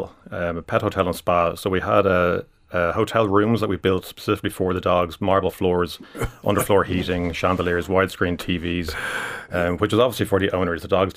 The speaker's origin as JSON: {"language": "English", "country": "Ireland", "said": "But over here, we came back. We're Irish citizens."}